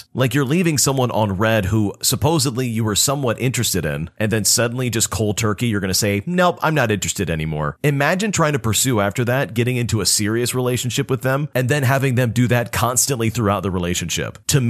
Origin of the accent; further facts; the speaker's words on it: Puerto Rico; exploring my home country of Puerto Rico